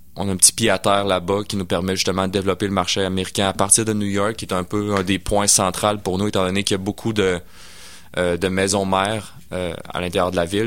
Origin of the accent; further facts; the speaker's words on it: Sainte-Foy / South Shore, Quebec, Canada; also born or lived in Sainte-Foy; je suis né à Sainte-Foy, puis euh, born and raised euh, pour, la suite. en fait, j'ai été élevé sur la rive sud